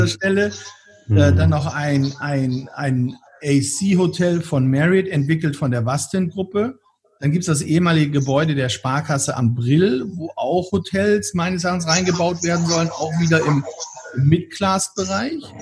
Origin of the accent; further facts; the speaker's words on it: Bremen, Germany; nehmen wir mal das Beispiel meiner Heimatstadt in Bremen.